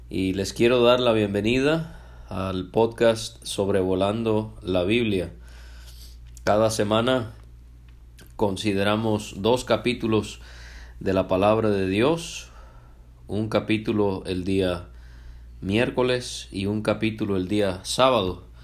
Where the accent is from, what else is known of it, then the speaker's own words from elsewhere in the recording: Puerto Vallarta, Jalisco, Mexico; also born or lived in Canada; Yo nací en Canadá un 16 de junio del año 1987 y la razón por la que hablo español es porque mis padres cuando yo tenía 11 meses de nacido ellos se mudaron a México específicamente a la ciudad de Puerto Vallarta en el estado de Jalisco